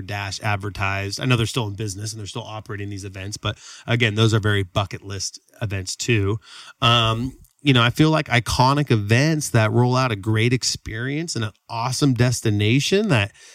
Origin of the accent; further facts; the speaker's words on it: Sacramento, California, United States; Sacramento's my hometown. We love Sacramento